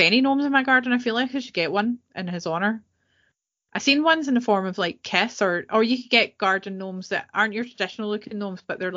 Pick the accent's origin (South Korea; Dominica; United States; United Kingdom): United Kingdom; Scotland; being a Scot, I prefer porridge